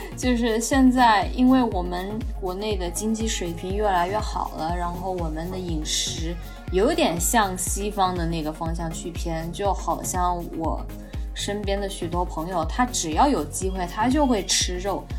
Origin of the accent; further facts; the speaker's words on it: China; 几乎我们中国人都是乳糖不耐受